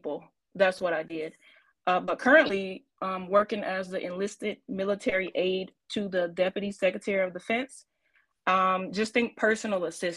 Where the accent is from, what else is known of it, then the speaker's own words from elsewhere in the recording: Evergreen, Alabama, United States; moved away; I am originally from Evergreen, Alabama